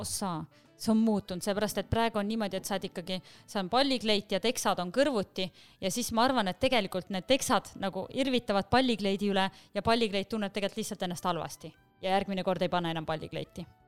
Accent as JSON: {"language": "Estonian", "country": "Estonia", "tie": "born or raised there", "also_born_or_lived": "Paris, France", "moved": "as an adult"}